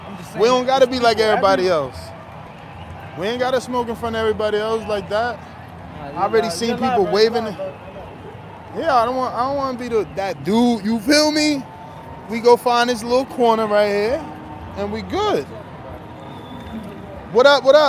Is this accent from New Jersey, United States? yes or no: yes; New Jersey, United States; I'm from Jersey